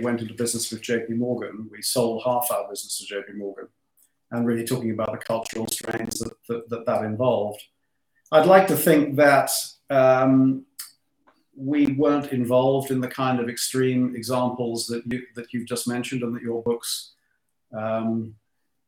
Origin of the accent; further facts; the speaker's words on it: London, United Kingdom; I was born in London. My parents were actually first-generation Australian immigrants